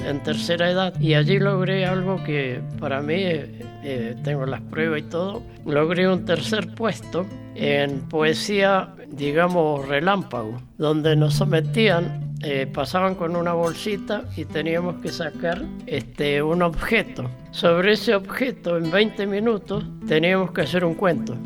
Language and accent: Spanish; Río Mayo, Chubut, Argentina; also born or lived in Lago Fontana, Chubut / Esquel / Trevelín; yo crecí, me eduqué en la Escuela 72 de Río Mayo